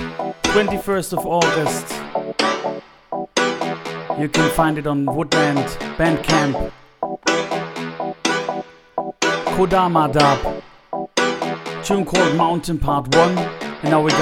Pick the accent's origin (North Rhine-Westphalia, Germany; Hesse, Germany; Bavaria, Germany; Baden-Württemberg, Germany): Baden-Württemberg, Germany; Stuttgart; the museum of my hometown Stuttgart in Southwest Germany